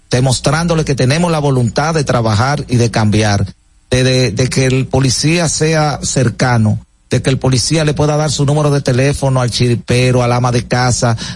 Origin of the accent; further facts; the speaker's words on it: Santo Domingo, Distrito Nacional, Dominican Republic; vengo de un barrio de San Carlos, de un patio, parte atrás.